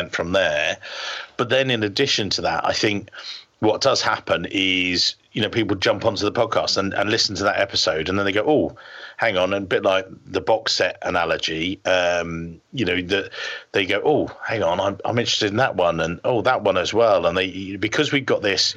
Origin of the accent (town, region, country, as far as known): England, United Kingdom